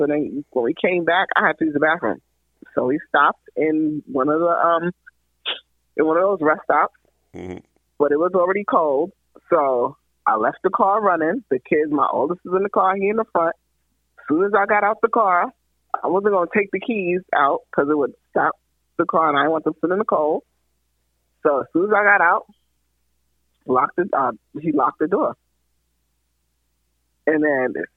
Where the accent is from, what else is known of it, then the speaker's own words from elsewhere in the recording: New York City, New York, United States; I grew up in the Bronx